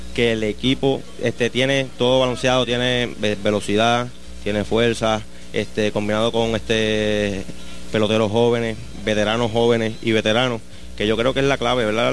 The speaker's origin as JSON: {"language": "Spanish", "town": "Juana Díaz", "country": "Puerto Rico", "tie": "born or raised there", "said": "toda la vida, mi pueblo, que ha sido Juana Díaz"}